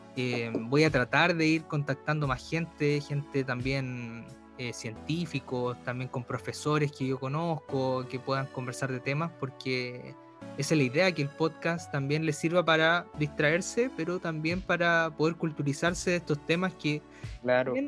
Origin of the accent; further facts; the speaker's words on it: Chillán, Ñuble, Chile; yo nací en Chillán